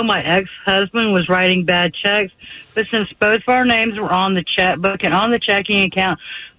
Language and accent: English; Douglasville, Georgia, United States; I'm from Douglasville.